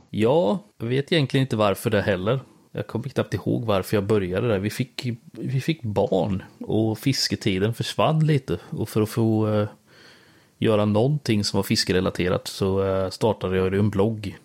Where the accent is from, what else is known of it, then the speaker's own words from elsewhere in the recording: Björsäter, Östergötland, Sweden; accent: Östgöte; moved away as an adult; also born or lived in Växjö; Jag är ju från eh, Björsäter. Typ tre ja. mil utanför Linköping